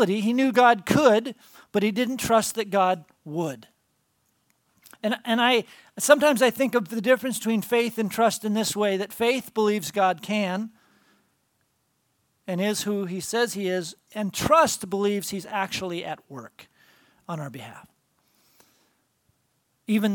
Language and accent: English; Tacoma, Washington, United States; I grew up here in Tacoma